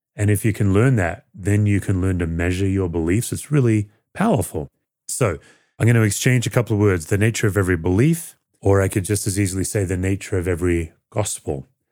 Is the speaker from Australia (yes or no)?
yes; Australia; moved away as an adult; now in United States; When I grew up in Australia as a teenager who felt very lost